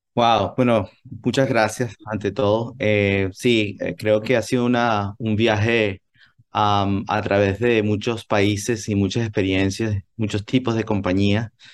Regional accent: Venezuela; moved away as an adult; also born or lived in United States / Japan / New York; now in Silicon Valley, United States; yo quería volver a Venezuela

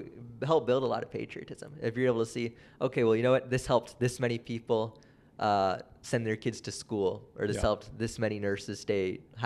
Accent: Canada; I'm very proud to say that I'm Canadian because people will assume I'm American just because, like, we kind of come from that part of the world

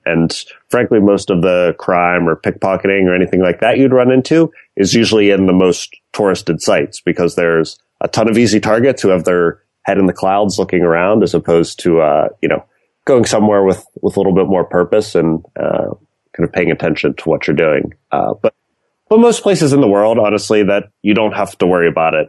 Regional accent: north of Pittsburgh, Pennsylvania, United States; moved away as an adult; also born or lived in East Coast; now in San Francisco, United States; Originally from a little bit north of Pittsburgh

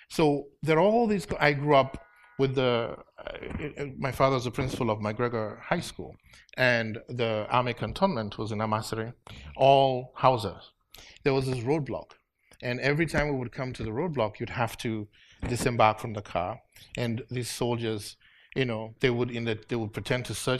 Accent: Afikpo, Nigeria; moved away as an adult; also born or lived in Los Angeles / Chicago; now in United States; a small town, Afiko, is right by the Cross River, mm-hmm, and we're 17 miles from Cameroon

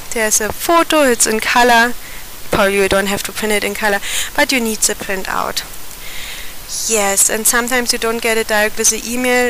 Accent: Germany; moved away as an adult; now in India

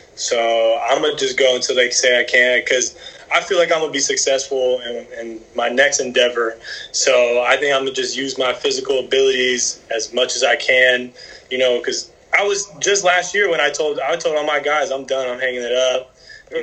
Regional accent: South Florida, United States; growing up in South Florida

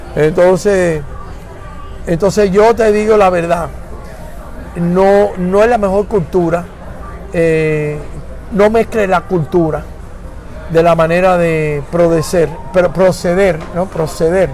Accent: Miami, Florida, United States; en el condado de Miami Dade, donde yo soy producto, ¿ok? A mí yo no vine el otro día yo vivo aquí toda mi vida, soy gallego, cubano, americano y del gran estado de la Florida.

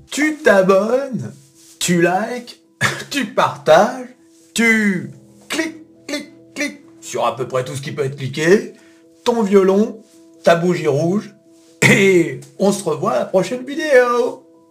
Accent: France; nous, en tant que Français

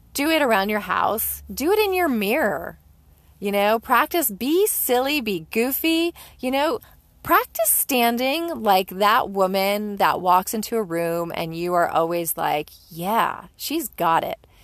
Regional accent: Northeast, United States; even if you're a Yankee like I am, you're born and raised in the Northeast

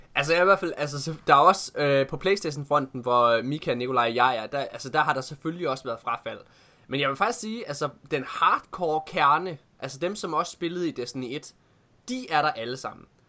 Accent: Ølgod, Southern Denmark, Denmark; moved away; hjem til Ølgod hedder det, der hvor jeg kommer fra

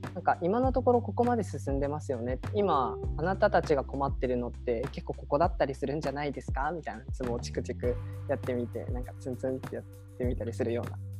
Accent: Yamaguchi, Japan; 地元が米軍基地っていうあの海外のアメリカ軍がいる基地がすぐそばにあって

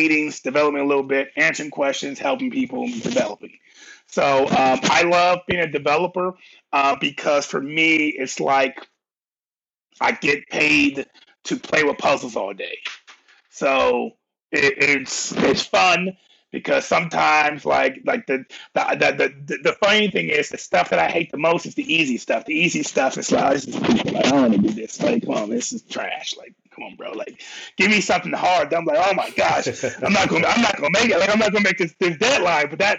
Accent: Cleveland, Ohio, United States; also born or lived in Columbus, Ohio; I'm from Cleveland. I'm from Cleveland. Moved to Columbus when I was like 11, fifth grade.

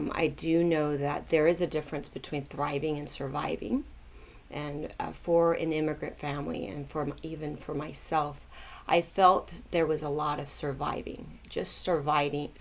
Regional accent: Tulsa, Oklahoma, United States; I grew up in Tulsa, Oklahoma, and there were not very many Asians there

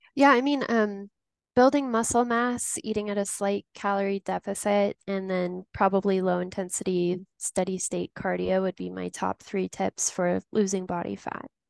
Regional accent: Tucson, Arizona, United States; now in Denver, United States; growing up in Tucson, Arizona. Since then, I've made my way over to Denver, Colorado

